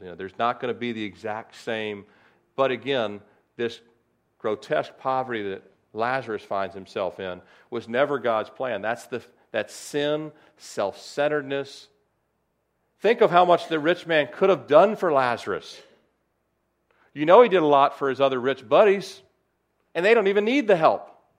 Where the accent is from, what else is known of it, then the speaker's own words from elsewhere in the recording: Annapolis, Maryland, United States; I was born in Annapolis, Maryland, February first, nineteen sixty-nine